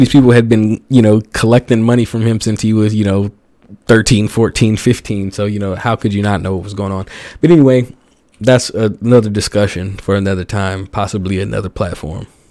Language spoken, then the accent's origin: English; the South, United States; growing up in the South